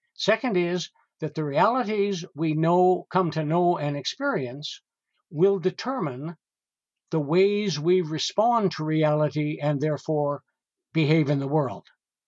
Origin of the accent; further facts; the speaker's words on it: Western Canada, Canada; I grew up at a time, got to remember, I grew up in Western Canada, so I was not in any way schooled in a proper way.